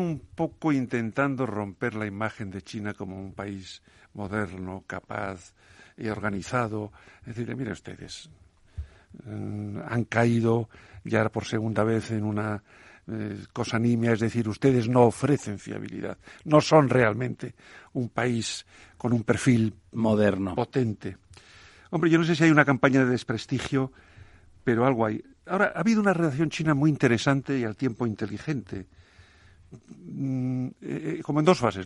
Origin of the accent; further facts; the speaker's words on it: A Coruña, Galicia, Spain; una paisana mía de, de, la, de la, Coruña